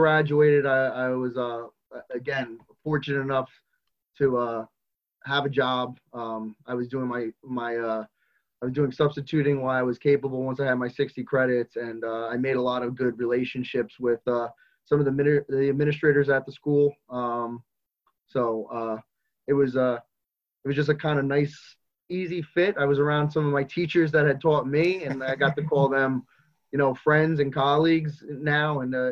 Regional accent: Raritan High School, Monmouth County, New Jersey, United States; I'm a graduate from Raritan High School, and I graduated in football 98, 99 was my graduation year.

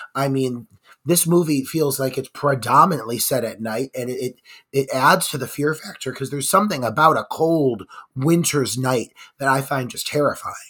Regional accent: Cleveland, Ohio, United States; my hometown of Cleveland, Ohio.

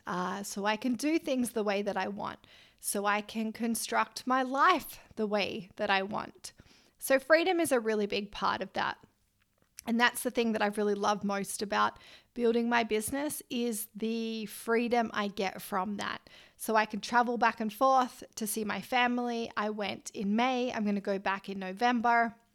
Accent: Australia; I'm Australian

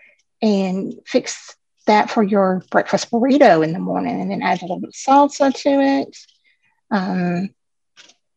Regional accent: the South, United States; I am from the South, so I am a Southern girl at heart

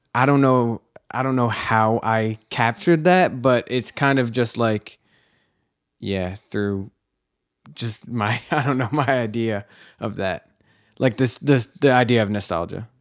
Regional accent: Philadelphia, Pennsylvania, United States; I grew up here in Philadelphia

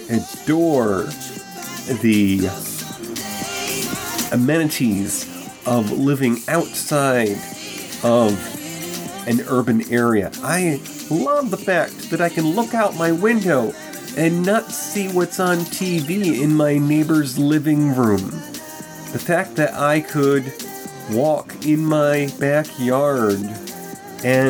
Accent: New York, United States; moved away; also born or lived in Texas / California / Colorado; returning to my home state of New York

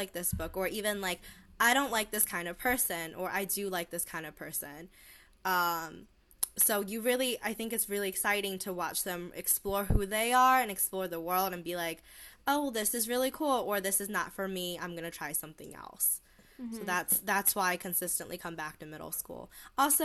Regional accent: Pennsylvania, United States; When I grew up in Pennsylvania, it was the PSSAs

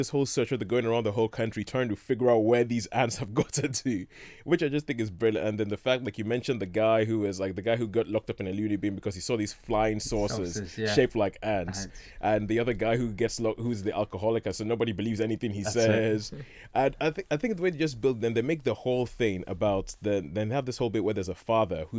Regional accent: Nigeria; growing up in Nigeria, we always had all sorts of ants

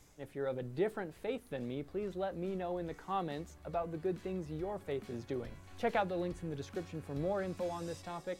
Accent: Oregon, United States; I actually lived close to one or two church farms growing up in Oregon.

